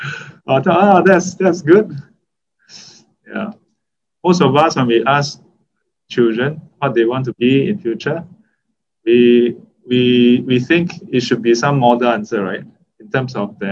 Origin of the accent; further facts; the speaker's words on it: Singapore; As a Singaporean